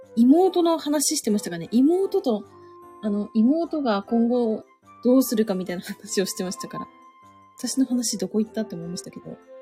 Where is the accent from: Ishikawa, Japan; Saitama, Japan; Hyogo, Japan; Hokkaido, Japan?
Ishikawa, Japan; Suzu; 私はタコ島町で生まれましたけども。